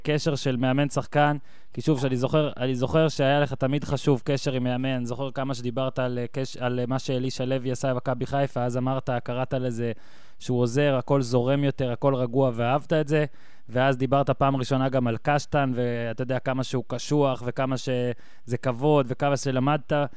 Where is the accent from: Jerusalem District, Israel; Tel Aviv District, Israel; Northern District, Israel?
Northern District, Israel; Ben Ami; גדלתי במושב בן עמי, שזה קרוב, מה זה, שלוש דקות נסיעה אליך לדעתי